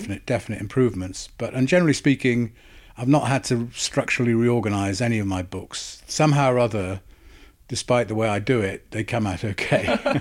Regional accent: Wales, United Kingdom; accent: Welsh; moved away; also born or lived in England; I'm Welsh

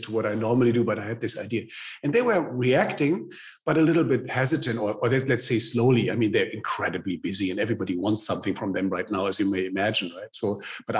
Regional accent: Germany

